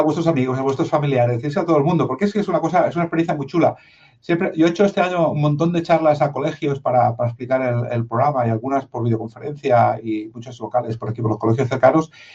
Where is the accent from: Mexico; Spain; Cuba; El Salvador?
Spain; Madrid, Community of Madrid; Yo tengo la mitad de sangre de Jaén, aunque no me parezca la mitad de Barcelona. Y, y nací en Madrid, para acabar de cuadrarlo todo